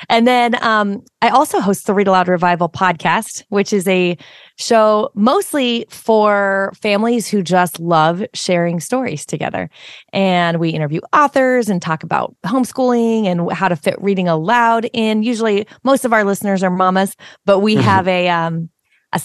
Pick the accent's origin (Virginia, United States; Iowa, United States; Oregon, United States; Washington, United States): Washington, United States; I'm from Washington State